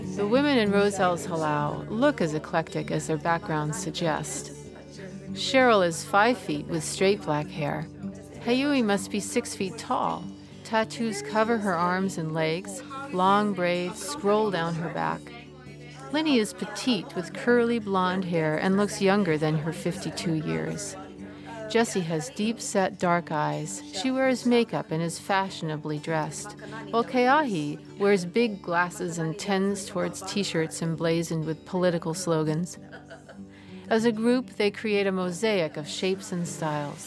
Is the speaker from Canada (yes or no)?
yes; Nova Scotia, Canada; moved away; also born or lived in Hawaii; My early years were spent growing up in Nova Scotia